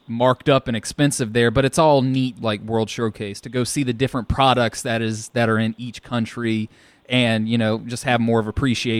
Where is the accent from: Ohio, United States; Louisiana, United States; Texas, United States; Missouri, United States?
Louisiana, United States; New Orleans; we're from New Orleans.